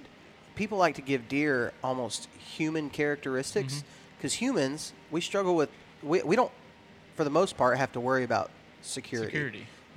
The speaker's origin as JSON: {"language": "English", "region": "Texas", "country": "United States", "tie": "born or raised there", "said": "When you look at Texas, I was raised in West Texas, so there are some food sources that are excellent for deer in Texas."}